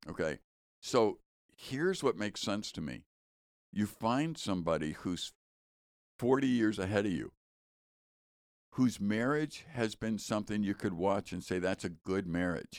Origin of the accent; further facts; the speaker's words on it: Chicago, Illinois, United States; We grew up in Chicago